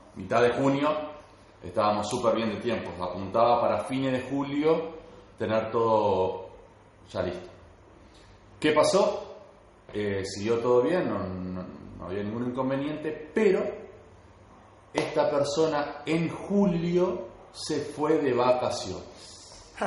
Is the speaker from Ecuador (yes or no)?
no; Concordia, Entre Ríos, Argentina; Soy de Concordia, Entre Ríos